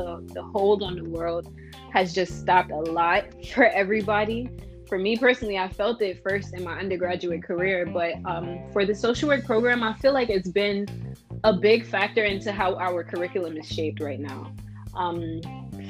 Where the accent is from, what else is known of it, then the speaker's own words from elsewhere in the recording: New York City, New York, United States; moved away as an adult; now in Buffalo, United States; I'm from Brooklyn, New York, in New York City